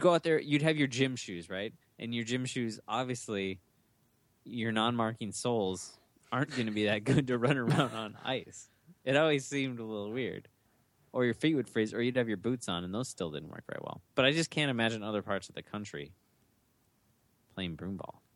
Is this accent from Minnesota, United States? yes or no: yes; Minnesota, United States; We're all born and bred in Minnesota.